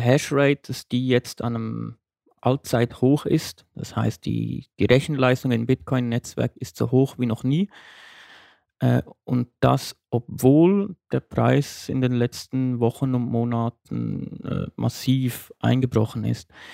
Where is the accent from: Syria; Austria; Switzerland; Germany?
Switzerland; bei uns in der Schweiz